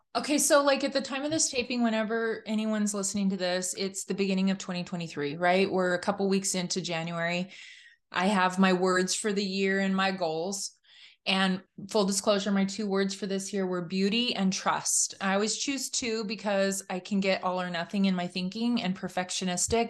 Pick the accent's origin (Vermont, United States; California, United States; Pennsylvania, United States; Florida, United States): California, United States; I grew up in California, kind of the only person of my faith in my high school